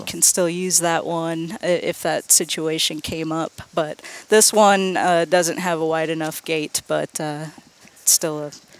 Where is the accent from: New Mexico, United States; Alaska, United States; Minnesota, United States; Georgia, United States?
Minnesota, United States; now in Nashville, United States; I grew up in Minnesota and I grew up fishing walleye.